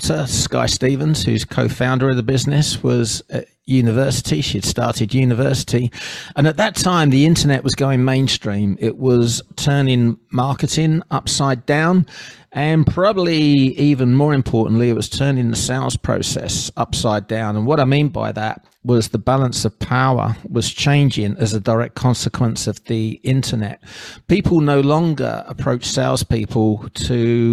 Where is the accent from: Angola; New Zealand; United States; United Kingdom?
United Kingdom; England; moved away as an adult; now in Southeast Queensland, Australia; you've come from England